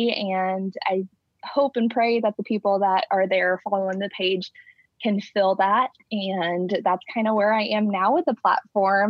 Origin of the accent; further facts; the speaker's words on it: Fort Knox, Kentucky, United States; moved away; I'm from Fort Knox, Kentucky, which is a really small military base in Kentucky. And I grew up in and around the Army